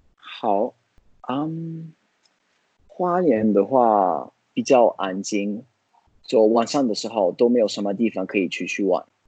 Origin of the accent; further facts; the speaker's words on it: Florence, Tuscany, Italy; Chinese is a second language; moved away as an adult; also born or lived in United States; now in Tainan, Taiwan; 去我老家，可以去啊，佛罗伦斯